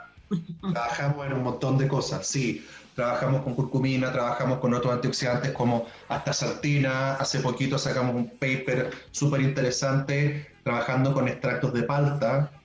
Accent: Puerto Montt, Los Lagos, Chile; yo soy puertomontino, ya, yo nací en Puerto Montt, yo soy eh, hijo de la educación pública, ya escuela básica de 682, salí del Liceo de Hombres Manuel Montt

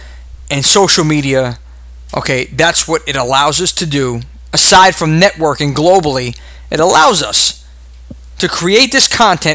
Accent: New York, United States; accent: Brooklynese; my Brooklynese accent

